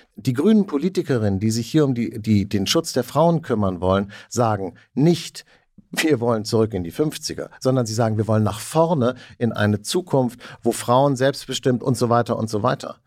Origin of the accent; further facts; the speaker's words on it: West Germany, Germany; als Westdeutscher, der ich in, in, in den 70ern und 80ern in Westdeutschland aufgewachsen bin